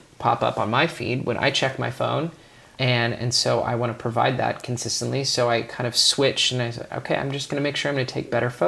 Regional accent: California, United States; I'm from California

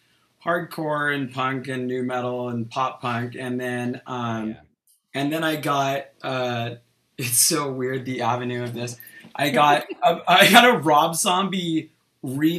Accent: Sonora, California, United States; also born or lived in San Francisco, United States; now in Los Angeles, United States; I am originally from Sonora, California

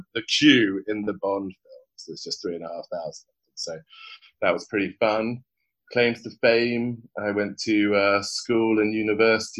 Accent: United Kingdom; accent: British; moved away; also born or lived in Oxford; I'm British. You probably have already picked up on that, so I've got a bit of a funny accent

